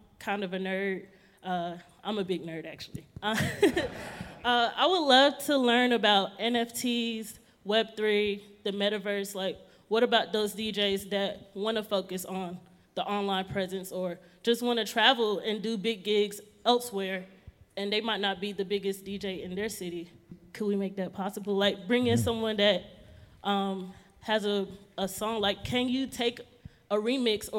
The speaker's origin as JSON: {"language": "English", "region": "Georgia", "country": "United States", "moved": "as an adult", "lives_now": "Denver, United States", "said": "I'm originally from Georgia, but I live in Denver, Colorado now"}